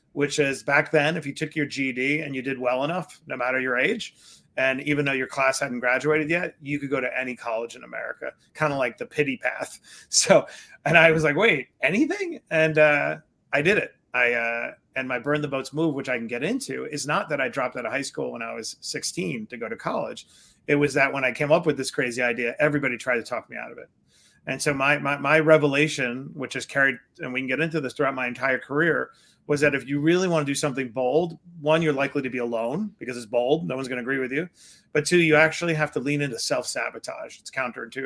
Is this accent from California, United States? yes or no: no; New York City, New York, United States; I grew up in Queens, New York, on Springfield Boulevard, Bayside.